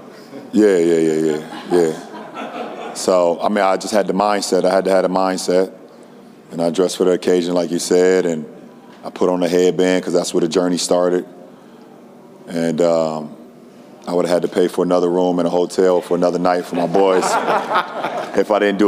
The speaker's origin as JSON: {"language": "English", "town": "Akron", "region": "Ohio", "country": "United States", "tie": "born or raised there", "said": "my hometown"}